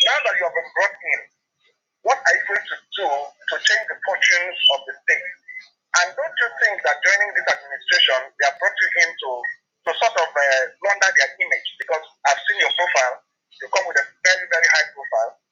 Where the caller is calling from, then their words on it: Lagos, Nigeria; I'm calling from Lagos.